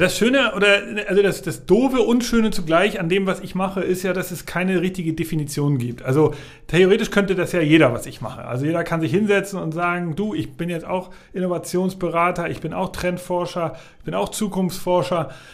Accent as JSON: {"language": "German", "region": "Hamburg", "country": "Germany", "tie": "born or raised there", "said": "ich bin in Hamburg aufgewachsen, genau, ich komme aus Hamburg, also in Hamburg-Altona geboren."}